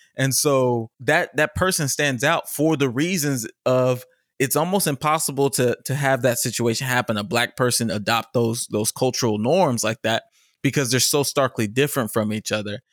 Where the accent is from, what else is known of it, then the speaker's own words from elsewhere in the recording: Richardson, Texas, United States; I'm from Richardson.